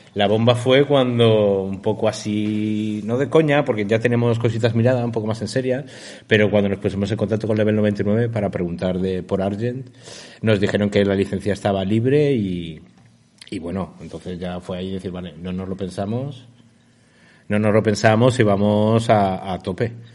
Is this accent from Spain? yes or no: yes; Valencia, Valencian Community, Spain; nosotros somos de Valencia